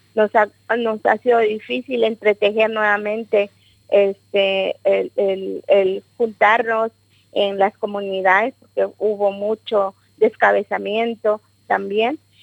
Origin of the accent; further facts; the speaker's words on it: Guatemala; moved away as an adult; pueblo maya quiché este es un pueblo guerrero, es un pueblo revolucionario y rebelde. Yo digo, yo mamé la rebeldía